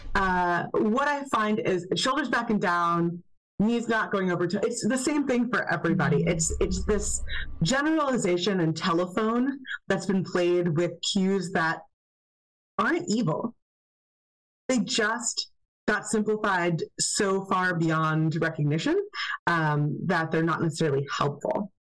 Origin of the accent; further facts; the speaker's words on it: United States; as an American